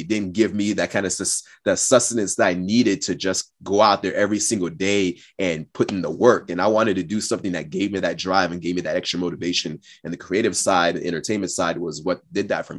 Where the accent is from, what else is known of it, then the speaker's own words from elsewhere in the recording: the Northwest, between Portland and Seattle, Pacific Northwest, United States; also born or lived in Austin, Texas / Cameroon; came back to the U S when I was about six. and, uh, and spent most of my time in the Northwest between, uh, Portland and Seattle area